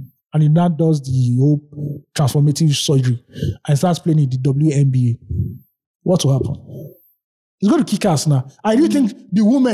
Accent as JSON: {"language": "English", "country": "Nigeria", "said": "I'm from Nigeria, West Africa"}